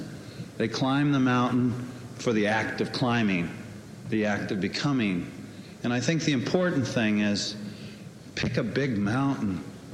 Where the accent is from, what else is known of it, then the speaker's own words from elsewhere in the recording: Los Angeles, California, United States; now in Cape Cod, United States; I'm also from Los Angeles, I might add, but I've grown up on the last 25 years in a beautiful place called Cape Cod.